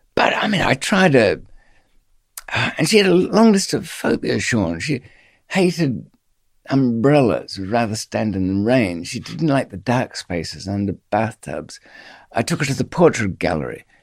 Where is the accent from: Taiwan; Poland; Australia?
Australia; accent: Australian; moved away; she kn-, knew from my accent there was, there was some Australian background.